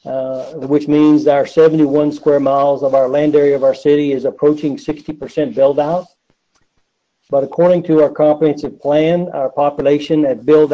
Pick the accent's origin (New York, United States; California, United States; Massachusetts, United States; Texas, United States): Texas, United States; Ganado; now in Frisco, United States; I grew up in Ganado, Texas